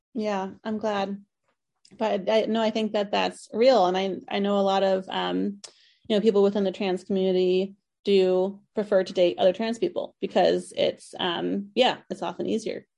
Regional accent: East Coast, United States; I grew up on the East Coast

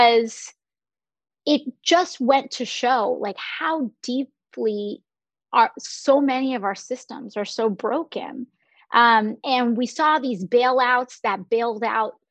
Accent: New York City, New York, United States; I was born in Park Chester, in the Park Chester area of the Bronx

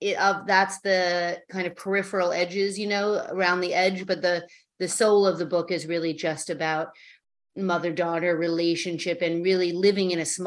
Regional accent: New York City, New York, United States; I grew up in the Chelsea Hotel.

